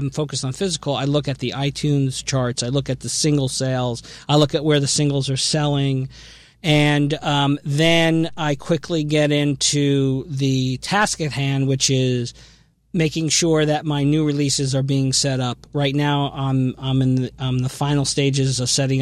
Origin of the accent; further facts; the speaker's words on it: Asbury Park, New Jersey, United States; I grew up in the Asbury Park area